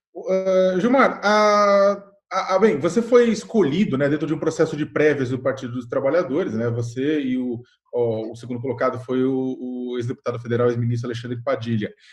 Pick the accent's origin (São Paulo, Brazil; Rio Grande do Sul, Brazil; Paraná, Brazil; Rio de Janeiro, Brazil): São Paulo, Brazil; eu sou do bairro do Campo Limpo